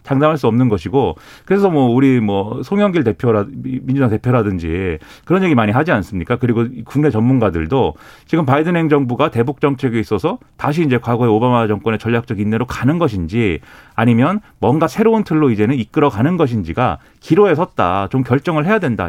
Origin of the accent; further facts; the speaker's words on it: Suwon, Gyeonggi Province, South Korea; 수원 출신, 네, 수원에서 초, 중, 고, 대학교 다 나온